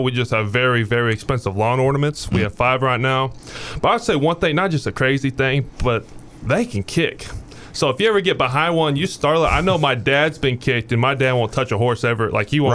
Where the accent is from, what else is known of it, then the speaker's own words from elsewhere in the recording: Indianapolis, Indiana, United States; moved away as an adult; now in Louisville, United States; I'm from Indianapolis, Indiana. Uh, I started playing football when I was in kindergarten, and uh, you know, I, gr- I grew up on a horse ranch. Um, you know, on the southeast side of Indianapolis